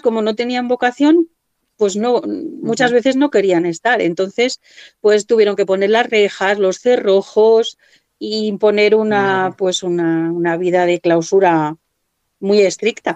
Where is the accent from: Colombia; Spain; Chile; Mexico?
Spain; Cuenca, Castilla-La Mancha; soy de aquí de Cuenca, estudié en el Colegio de las Madres Benedictinas